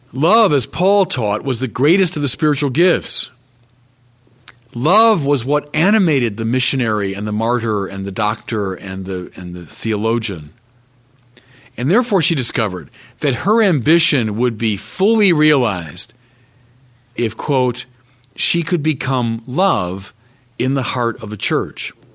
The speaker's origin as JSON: {"language": "English", "town": "Chicago", "region": "Illinois", "country": "United States", "said": "I'm a Chicagoan"}